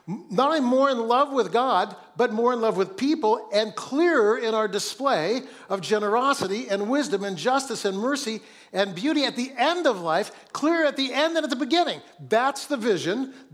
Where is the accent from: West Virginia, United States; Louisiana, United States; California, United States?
California, United States; Oakland; born there; I was born in Oakland, but teams come and go as well.